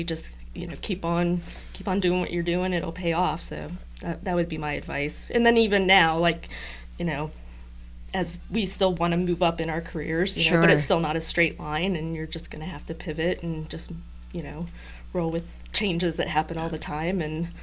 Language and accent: English; Ohio, United States; I'm from Ohio.